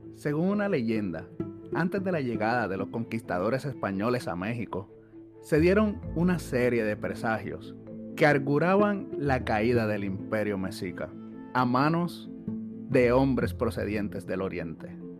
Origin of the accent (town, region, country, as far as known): Puerto Rico